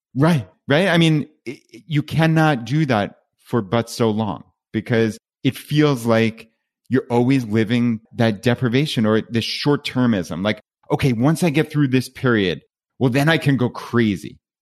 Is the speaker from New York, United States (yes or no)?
yes; Long Island, New York, United States; moved away as an adult; we're from Long Island, New York